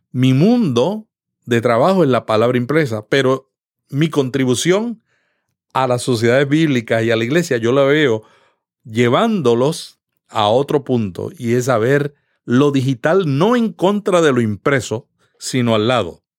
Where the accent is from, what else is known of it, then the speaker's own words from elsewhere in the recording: Puerto Rico; now in United States; Yo vine de Puerto Rico y cuando yo llegué me di cuenta que en este país todo el mundo trabaja independientemente.